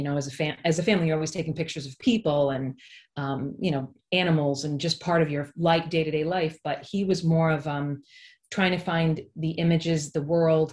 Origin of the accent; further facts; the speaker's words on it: East Greenwich, Rhode Island, United States; moved away as an adult; also born or lived in New York City; I grew up in East Greenwich, which is where I live currently. I grew up in Rhode Island.